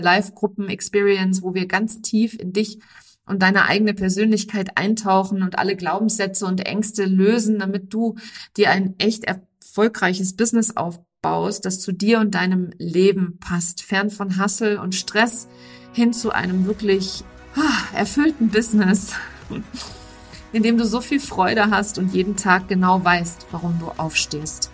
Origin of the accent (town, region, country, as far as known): Germany